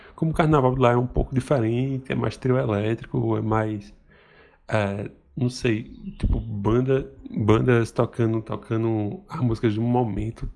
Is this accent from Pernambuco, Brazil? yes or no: yes; Recife, Pernambuco, Brazil; also born or lived in Surubim, Pernambuco; sou de Pernambuco, de Recife